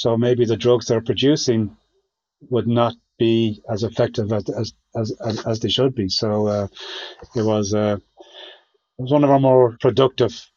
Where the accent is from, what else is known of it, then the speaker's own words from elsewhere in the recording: Ireland; being Irish